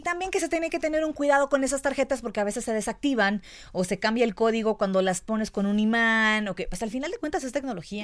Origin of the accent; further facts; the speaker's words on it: La Paz, Baja California Sur, Mexico; moved away as an adult; now in Mexico City, Mexico; yo soy de La Paz, Baja California Sur. Ahí toda mi vida, 24 años viví ahí